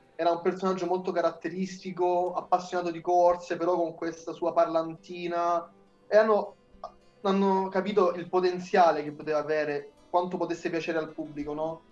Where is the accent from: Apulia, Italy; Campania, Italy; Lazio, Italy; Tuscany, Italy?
Apulia, Italy; io vengo dalla Puglia